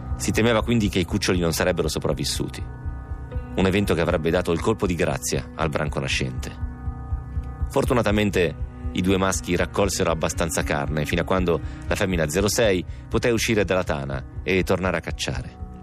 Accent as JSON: {"language": "Italian", "town": "Romentino", "region": "Piedmont", "country": "Italy", "tie": "born or raised there", "said": "al mio paese"}